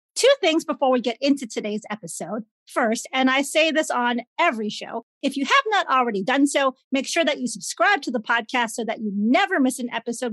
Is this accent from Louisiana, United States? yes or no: no; Chicago, Illinois, United States; I grew up in Chicago